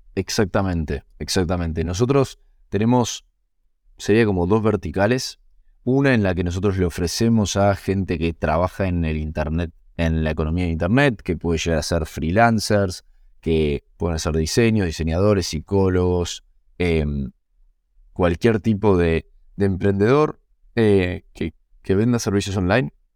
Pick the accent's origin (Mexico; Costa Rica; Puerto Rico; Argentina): Argentina; los founders seamos argentinos, eh, o algunos de los founders somos argentinos